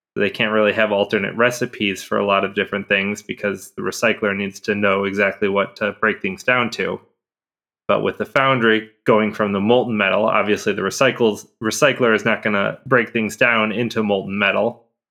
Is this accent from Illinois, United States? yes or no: yes; Chicago, Illinois, United States; as a Chicagoan